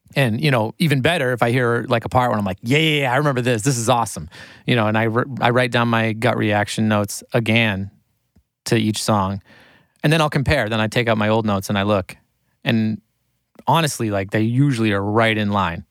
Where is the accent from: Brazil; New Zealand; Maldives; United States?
United States; Maine; moved away as an adult; also born or lived in New York City; I grew up in Maine and I was from a small town